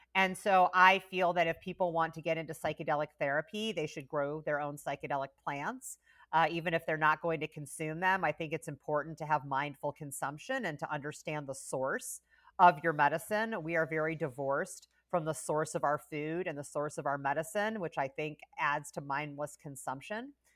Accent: Carmel, Indiana, United States; moved away; I grew up in Indiana

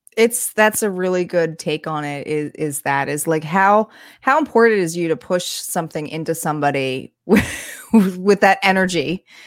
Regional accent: New Jersey, United States; also born or lived in New York; I had come from New York and moved back to New Jersey

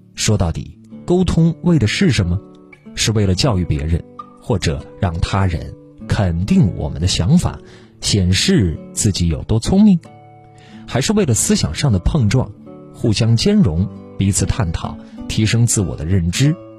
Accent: Guangdong, China; 我是潮汕人

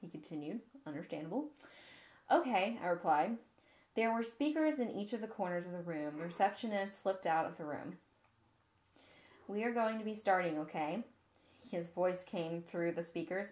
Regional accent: the South, United States; we are Southern here

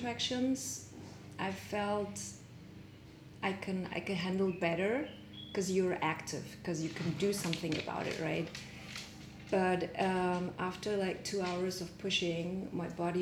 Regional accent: Germany; moved away; also born or lived in Mongolia; I'm born in Mongolia. I'm Mongolian. I grew up in Germany

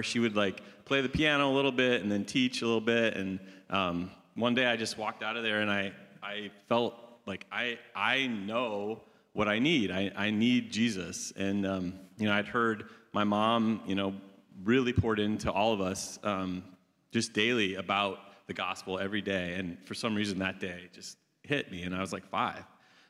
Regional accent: Iowa, United States; I was raised in Iowa, Northwest Iowa, which is an ag-focused, agricultural state, as many of you know.

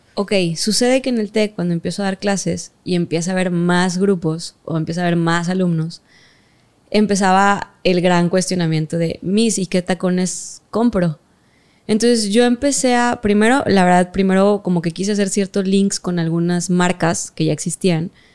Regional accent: Mexico; yo soy de México

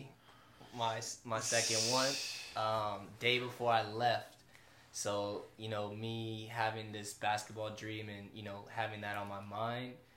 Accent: California, United States; I'm from California

